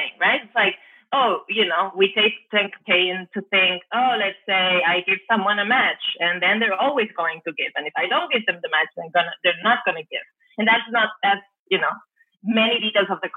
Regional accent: Barcelona, Catalonia, Spain; now in San Diego, United States; I'm originally from Barcelona

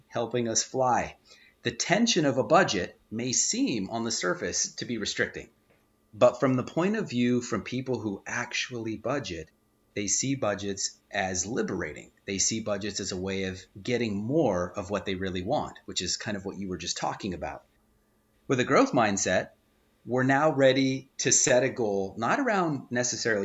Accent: Southern California, United States; I'm from Southern California.

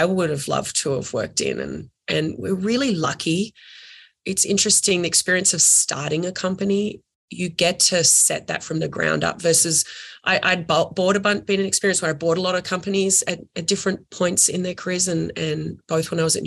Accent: Australia; moved away as an adult; now in United States; I'm Australian

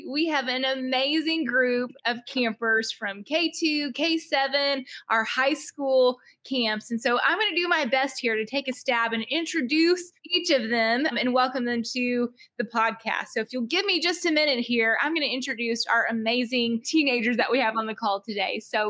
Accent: Mississippi, United States; now in Branson, United States; That's my native tongue from Mississippi as well.

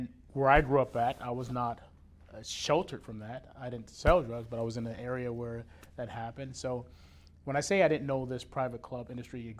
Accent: Dayton, Ohio, United States; now in Plano, United States; from Dayton, Ohio.

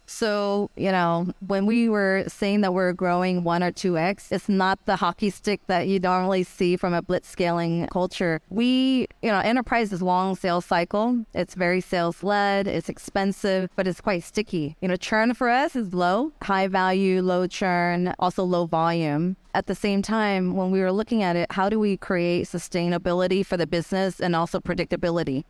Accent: Florida, United States; moved away as an adult; also born or lived in San Francisco / Japan; I grew up in Florida

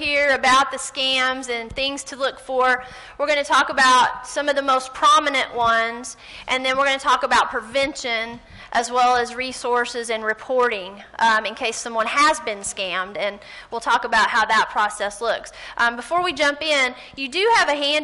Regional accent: Gary, Indiana, United States; from where I'm from

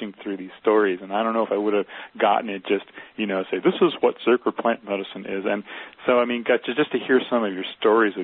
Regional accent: East Coast, New Jersey, United States; moved away; I'm from the East Coast

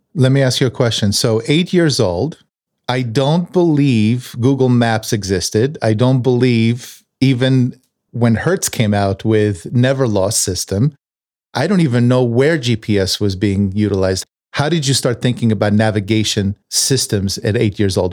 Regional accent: Tel Aviv, Tel Aviv District, Israel; I was born in Tel Aviv. I was born in nineteen seventy-three.

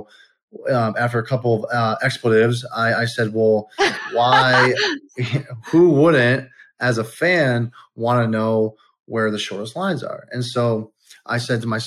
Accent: Detroit, Michigan, United States; also born or lived in California; I'm a Detroit guy. I was born in California, but raised in Detroit

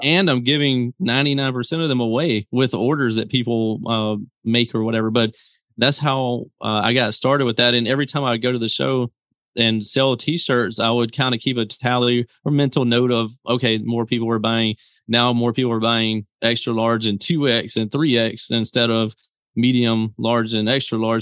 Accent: Mississippi, United States; I come from Mississippi

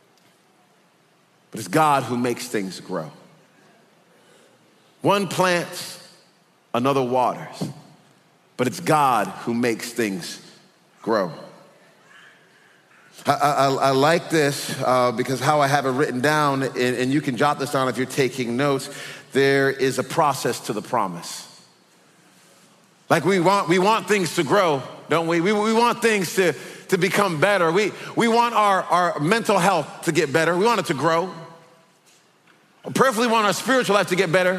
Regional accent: Texas, United States; We're from Texas

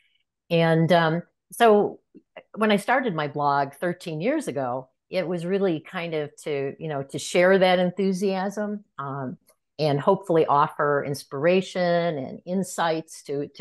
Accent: Chicago, Illinois, United States; when I was a kid growing up in the Chicago area

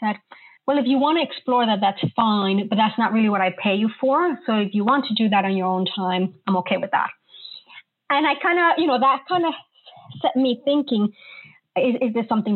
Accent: New York, United States; moved away as an adult; also born or lived in Colombia; now in London, United Kingdom; I'm a native Colombian, but I grew up in New York and now have lived in London for the last 17 years

